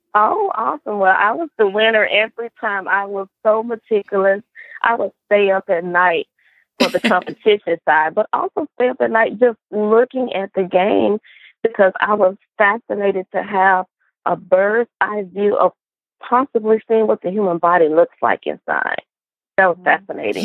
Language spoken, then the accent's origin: English; Cleveland, Mississippi, United States; I am a Southern girl at heart, born and raised in Cleveland, Mississippi, which is a small Delta town